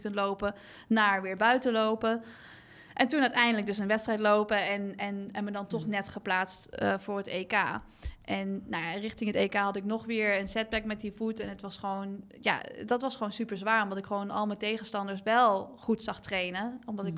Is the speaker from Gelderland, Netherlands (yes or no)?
yes; Nijmegen, Gelderland, Netherlands; also born or lived in Melbourne, Australia; Ik kom natuurlijk uit Nijmegen en heb eh, jarenlang in Nijmegen gewoond.